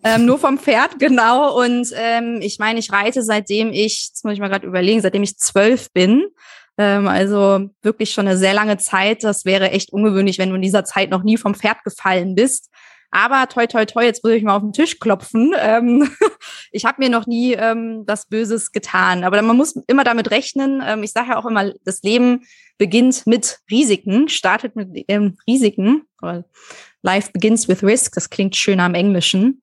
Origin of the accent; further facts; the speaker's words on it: Kirchhorst, Lower Saxony, Germany; Äh, bei Hannover, äh, Kirchhorst äh, heißt das Dorf, ist so ähm, 25 Minuten mit dem Auto aus Hannover raus.